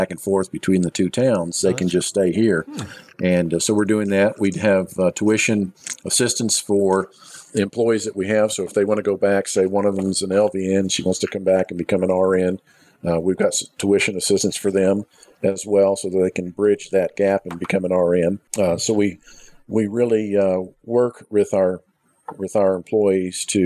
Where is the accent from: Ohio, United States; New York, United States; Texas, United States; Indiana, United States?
Texas, United States; Beaumont; moved away; I'm originally from Beaumont